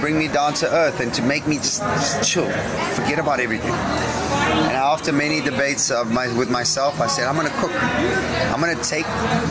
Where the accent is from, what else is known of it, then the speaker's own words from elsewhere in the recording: South Africa; also born or lived in Portugal; Sun International is the reason why I'm in South Africa. Okay. 7 years old, we moved here from Portugal, and my dad was in charge of food and beverage for Fish River Sun in the Eastern Cape.